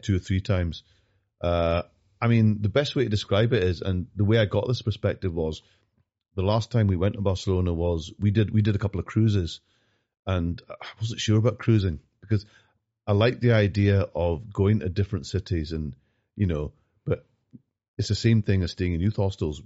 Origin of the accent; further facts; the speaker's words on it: Glasgow, Scotland, United Kingdom; also born or lived in London; I grew up in North Glasgow